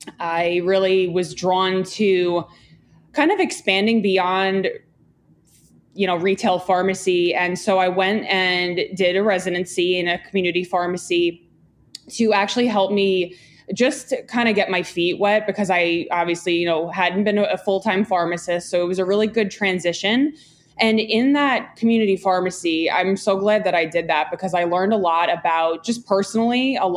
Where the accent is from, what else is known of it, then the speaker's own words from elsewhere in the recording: Long Island, New York, United States; I grew up in Long Island. My dad had a pharmacy and I worked with him for, you know, about 10 years.